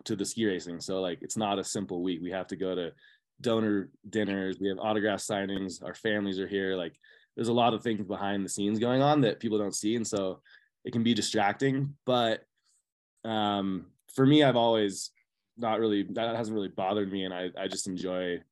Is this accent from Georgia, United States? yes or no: no; California, United States; growing up in Tahoe